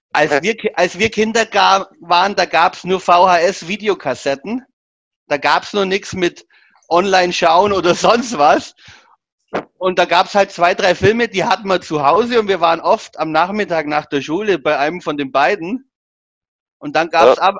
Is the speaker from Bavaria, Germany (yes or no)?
yes; Augsburg, Bavaria, Germany; als Augsburger